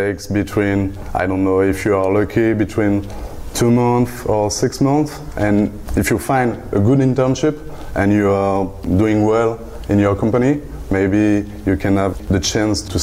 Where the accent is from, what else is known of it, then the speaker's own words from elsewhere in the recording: France; English is a second language; My hometown is not, it's just 1 hour from here